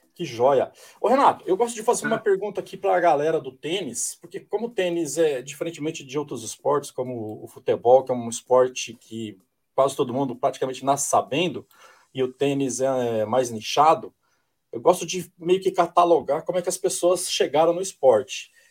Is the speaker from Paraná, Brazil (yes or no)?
yes; Maringá, Paraná, Brazil; now in São Paulo, Brazil; eu sou paranaense, eu sou de Maringá